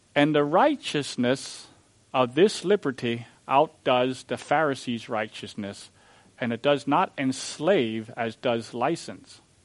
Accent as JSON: {"language": "English", "region": "Missouri", "country": "United States", "said": "I'm from Missouri, the show me state."}